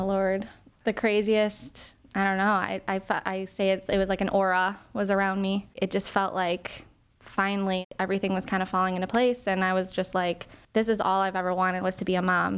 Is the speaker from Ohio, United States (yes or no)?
yes; Willowick, Ohio, United States; I'm from Willowick, Ohio